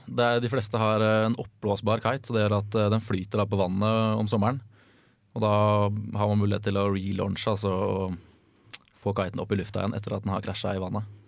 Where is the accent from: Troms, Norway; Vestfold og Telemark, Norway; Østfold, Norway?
Østfold, Norway; Fredrikstad; also born or lived in Trondheim; jeg er fra Fredrikstad